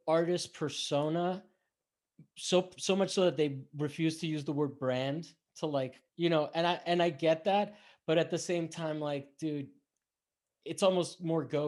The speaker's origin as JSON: {"language": "English", "town": "Miami", "region": "Florida", "country": "United States", "tie": "born or raised there", "also_born_or_lived": "Rome, Italy / Bethesda", "moved": "yes", "lives_now": "Los Angeles, United States", "said": "Florida. I grew up in Miami."}